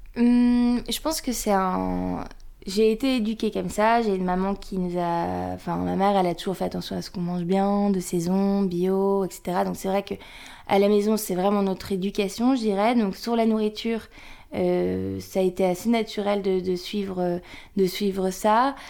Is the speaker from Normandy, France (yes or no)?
no; the North, Hauts-de-France, France; on vient du Nord